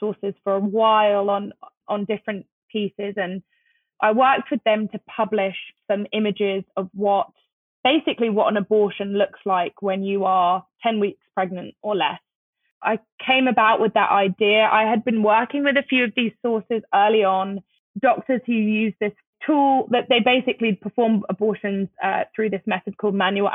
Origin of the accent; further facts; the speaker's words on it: London, United Kingdom; moved away as an adult; now in United States; I grew up in London